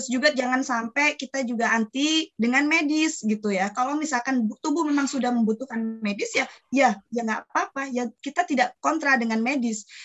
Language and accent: Indonesian; Jepara, Central Java, Indonesia; also born or lived in Bandung; Saya asli Jepara.